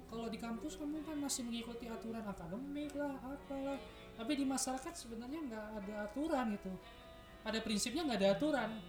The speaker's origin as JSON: {"language": "Indonesian", "region": "Kalimantan", "country": "Indonesia", "said": "internet di Kalimantan tuh susah aku kan dari Kalimantan ya susah betul"}